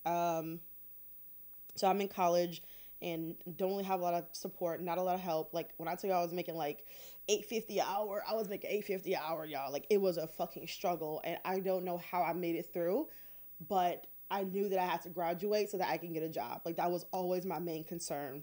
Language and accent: English; Detroit, Michigan, United States; I grew up in Detroit